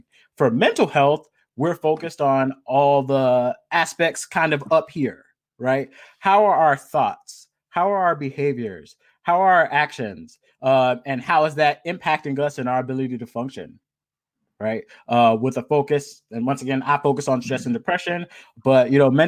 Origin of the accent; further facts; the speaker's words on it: Miami, Florida, United States; moved away as an adult; also born or lived in Los Angeles, California; now in Long Beach, United States; I'm originally from Miami, Florida